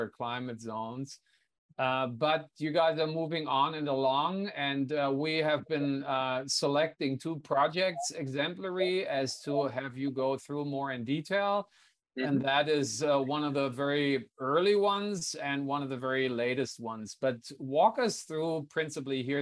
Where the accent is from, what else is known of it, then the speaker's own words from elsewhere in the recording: Hanover, Lower Saxony, Germany; my hometown of Hanover